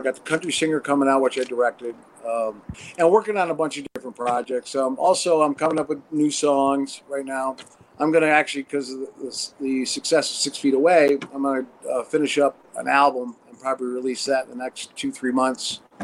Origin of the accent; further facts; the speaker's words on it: Watertown, New York, United States; now in Los Angeles, United States; originally upstate New York, Watertown, and then lived in the city for three years